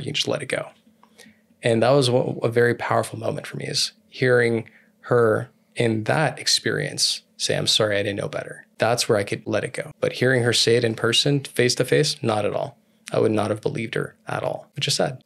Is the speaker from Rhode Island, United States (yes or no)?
no; California, United States; I'm from California